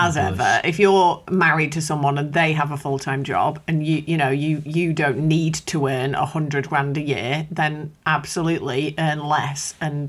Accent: England, United Kingdom; we're English

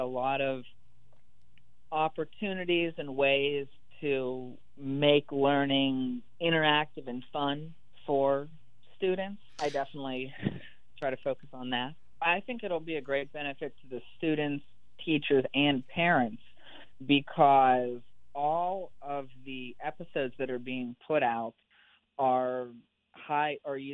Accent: Pennsylvania, United States; moved away as an adult; now in Mississippi, United States; So I'm from Pennsylvania, and I went to school close

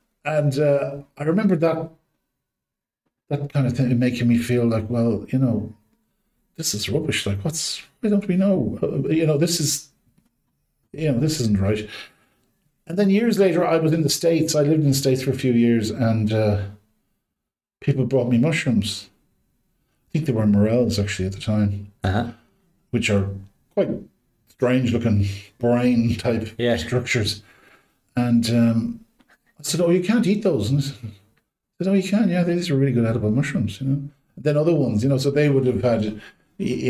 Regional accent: Galway, Connacht, Ireland; I was brought up in Galway, Salt Hill and Galway

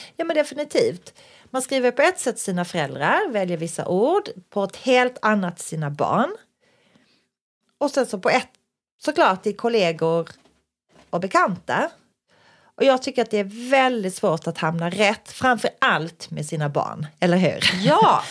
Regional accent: Skåne, Sweden; vi är skåningar själva

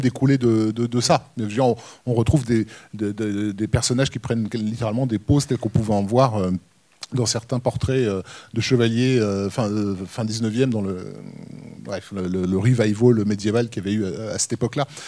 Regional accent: France; chez nous en France

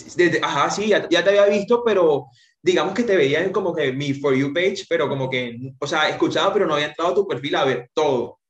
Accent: Socorro, Santander, Colombia; now in Santa Marta, Colombia; En realidad soy de Santander, eh, cerca de Bucaramanga, un pueblo, Socorro, Santander, pero mis papás eh, nos radicamos acá en Santa Marta

